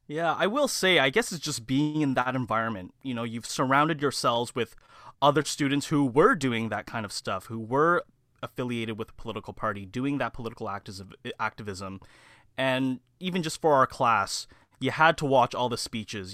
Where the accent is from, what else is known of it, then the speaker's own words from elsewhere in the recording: Mississauga, Ontario, Canada; born and raised right here in, uh, the Heartland Town Center area here